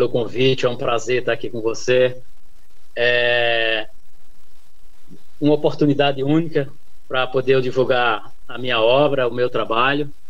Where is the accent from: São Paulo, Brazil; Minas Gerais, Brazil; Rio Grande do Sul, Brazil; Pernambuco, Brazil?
São Paulo, Brazil; sou de São Paulo, eu morava em São Bernardo do Campo